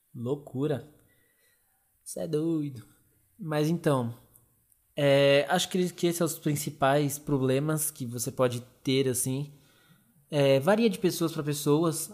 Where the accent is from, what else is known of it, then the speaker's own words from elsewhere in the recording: Arujá, São Paulo, Brazil; eu e os meninos a gente é de Arujá, bem depois de Guarulhos